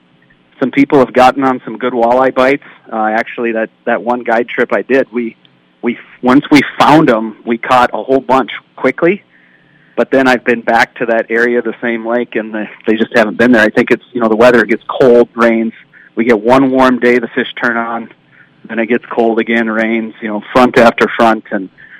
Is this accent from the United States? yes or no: yes; Nevis, Minnesota, United States; we grew up together in Nevis